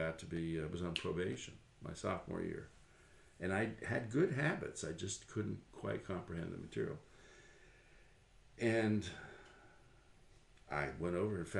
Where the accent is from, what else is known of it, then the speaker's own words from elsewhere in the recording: Tarrytown, New York, United States; I was just a normal kid growing up in Tarrytown, New York, about 25 miles north of New York City